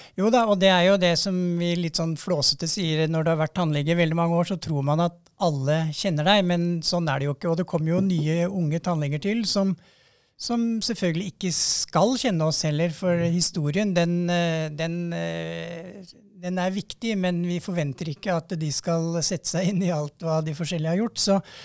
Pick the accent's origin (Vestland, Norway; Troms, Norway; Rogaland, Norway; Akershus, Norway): Akershus, Norway; Romerike; jeg er jo fra Romerike